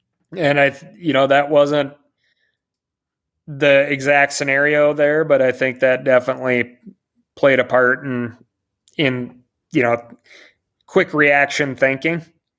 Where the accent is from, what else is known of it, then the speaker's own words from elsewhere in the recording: Montana, United States; Like I said, I grew up in the Rattlesnake Wilderness.